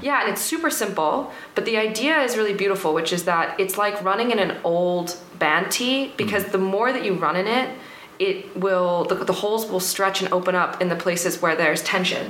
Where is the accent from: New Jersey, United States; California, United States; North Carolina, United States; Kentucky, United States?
New Jersey, United States; New York; moved away as an adult; also born or lived in London, United Kingdom; now in France; I'm actually from London originally, and then I grew up in the states in uh, New Jersey, New York.